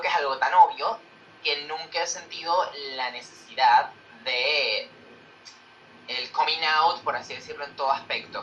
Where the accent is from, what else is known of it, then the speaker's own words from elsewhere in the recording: Venezuela; moved away as an adult; now in Madrid, Spain; yo soy latino y soy venezolano y lo grito a los cuatro vientos